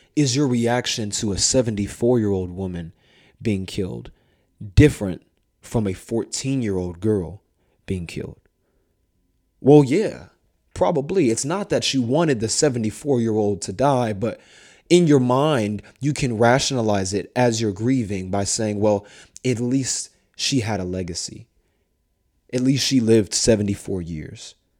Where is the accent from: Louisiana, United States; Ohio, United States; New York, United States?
Ohio, United States; Columbus; my hometown, Columbus